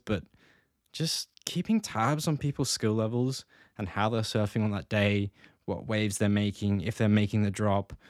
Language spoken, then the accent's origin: English; Gold Coast, Queensland, Australia; I grew up in the Gold Coast